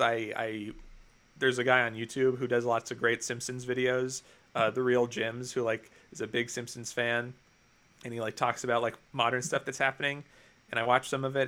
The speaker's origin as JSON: {"language": "English", "region": "New Jersey", "country": "United States", "said": "I'm from New Jersey"}